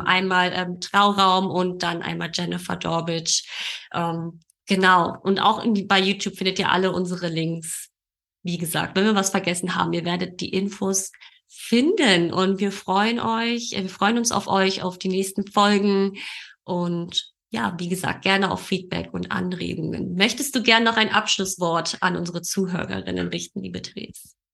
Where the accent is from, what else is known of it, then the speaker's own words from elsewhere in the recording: Berlin, Germany; geboren und aufgewachsen in Berlin, wohne in Berlin